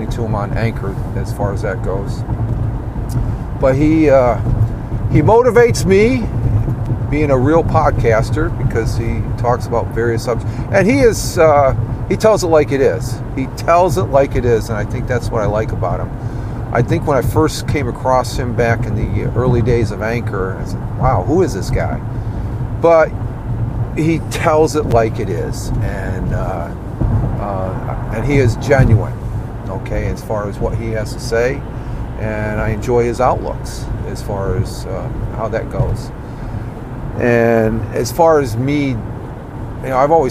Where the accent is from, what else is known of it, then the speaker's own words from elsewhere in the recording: New York, United States; also born or lived in Minnesota; I grew up here in New York